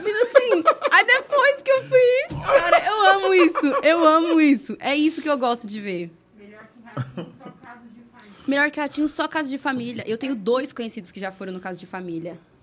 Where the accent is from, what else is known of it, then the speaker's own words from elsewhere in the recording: Brazil; Eu sou brasileira, raiz